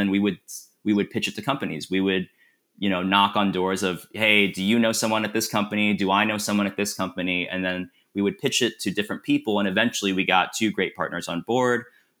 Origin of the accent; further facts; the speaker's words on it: Kansas, United States; someday I'd really love to make a film about my experiences growing up in Kansas, something loosely based upon that.